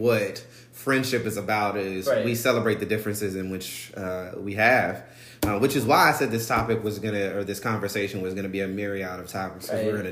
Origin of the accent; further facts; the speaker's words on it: Albany, Georgia, United States; I'm from Albany, Georgia, which, you know, black and white people are a very different sides of the tracks